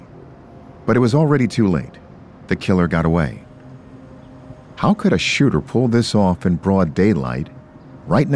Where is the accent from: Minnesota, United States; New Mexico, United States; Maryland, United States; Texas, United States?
Maryland, United States; Baltimore; I was working as a news anchor for Fox 45 in my hometown of Baltimore, Maryland